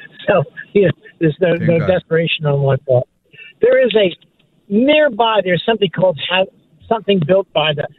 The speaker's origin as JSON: {"language": "English", "town": "Hilltown Township", "region": "Pennsylvania", "country": "United States", "tie": "born or raised there", "moved": "as an adult", "lives_now": "Vineland, United States", "said": "We moved from Bucks County, by the way. We grew up near Hilltown Township"}